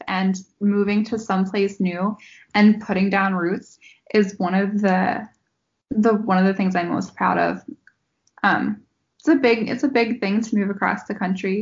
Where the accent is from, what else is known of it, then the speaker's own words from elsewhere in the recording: East Coast, United States; moved away; growing up on the East Coast